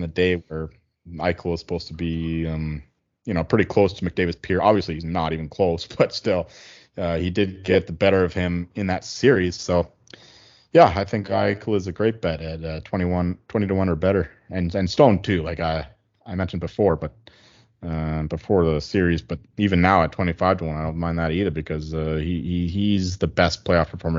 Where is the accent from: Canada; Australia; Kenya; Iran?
Canada; Chilliwack, British Columbia; also born or lived in Abbotsford; I grew up in Chilliwack, which is the town next door, and I lived a few years in Abbotsford as well